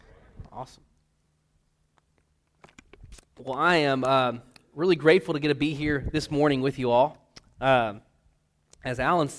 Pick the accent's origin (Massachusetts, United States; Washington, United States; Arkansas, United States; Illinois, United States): Arkansas, United States; White Hall; God's called us back home to Arkansas. We're both from Whitehall, Pine Bluff area. We're both born and raised. And so we're excited to be back in Arkansas